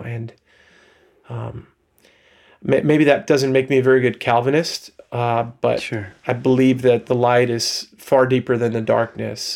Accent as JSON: {"language": "English", "area": "Long Island", "region": "New York", "country": "United States", "tie": "born or raised there", "accent": "subtle Long Island", "moved": "yes", "lives_now": "Holland, United States", "said": "I grew up on Long Island, New York"}